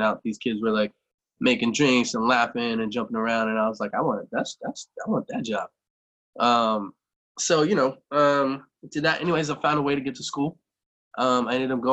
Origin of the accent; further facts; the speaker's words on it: Galveston, Texas, United States; I was born in Galveston, Texas. Spent all my formative years there